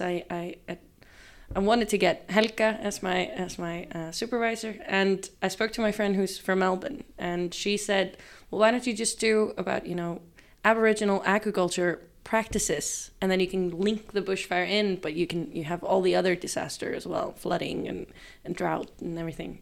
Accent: Reykjavik, Capital Region, Iceland; I grew up in Reykjavik

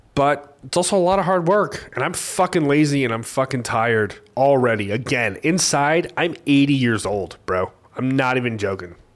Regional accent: Bixby, Oklahoma, United States; now in Tulsa, United States; I grew up in Bixby

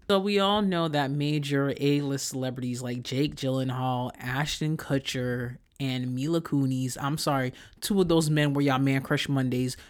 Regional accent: Haiti; moved away; my experience of growing up in Haiti

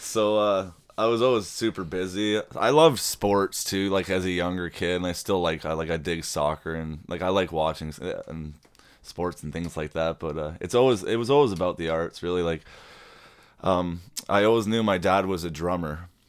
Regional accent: Toronto, Ontario, Canada; also born or lived in Carbonear, Newfoundland / Oshawa; now in Peterborough, Canada; I grew up in Toronto and Oshawa

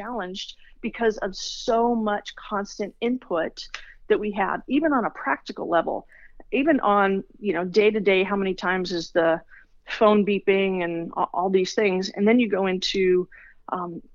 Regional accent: Los Angeles, California, United States; Born and raised in Los Angeles.

